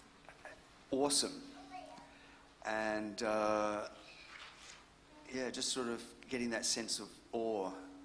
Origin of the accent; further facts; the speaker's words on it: Brisbane, Queensland, Australia; also born or lived in England; I was born in Brisbane.